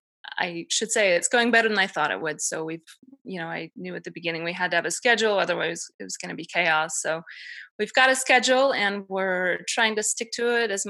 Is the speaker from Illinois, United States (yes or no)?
no; Denver, Colorado, United States; now in Utah, United States; I'm from Denver originally